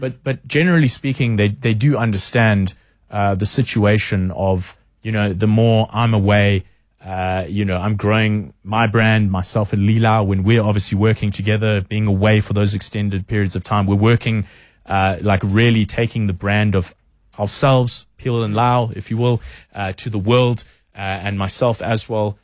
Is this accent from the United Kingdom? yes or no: no; South Africa; we are very proudly South African